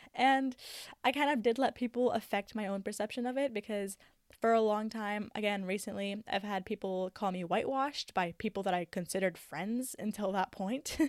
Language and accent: English; Canada; I love that I have both Egyptian and Syrian cultures. Like, there are two different worlds that come with that, along with being Canadian